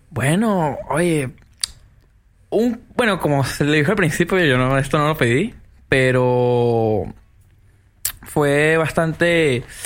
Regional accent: Venezuela; now in Peru; yo fui un venezolano más y como fui un venezolano más, tuve que emigrar de Venezuela y actualmente me encuentro en el Perú

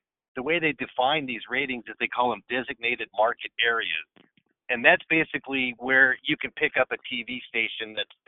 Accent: Seattle, Washington, United States; I'm a Seattle guy. I've been, you know, born and raised in Seattle

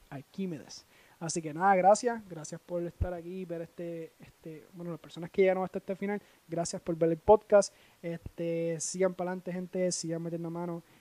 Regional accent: Puerto Rico; lo que somos nosotros los puertorriqueños, lo que vivimos, lo que pensamos, lo que creemos y lo que sufrimos.

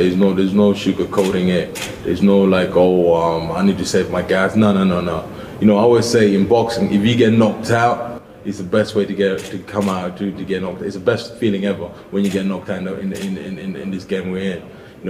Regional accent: London, United Kingdom; I'm from London, round the corner. It's my neighborhood.

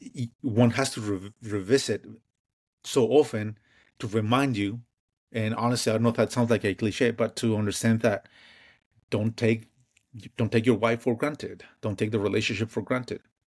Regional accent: Mexico; moved away; growing up in Mexico

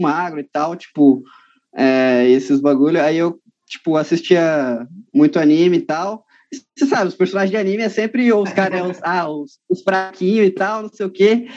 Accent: São Paulo, Brazil; Eu sou, sou de São Paulo mesmo, a capital mesmo, tá ligado? Eu moro na Zona Norte aqui, de São Paulo, uhum. desde, que, desde que eu nasci mesmo

